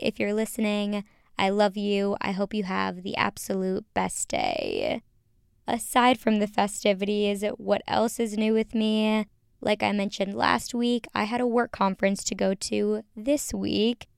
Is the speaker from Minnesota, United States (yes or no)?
yes; Minnesota, United States; moved away as an adult; now in Chicago, United States; I grew up in the Midwest. You know this. I'm from Minnesota. I now currently live in Chicago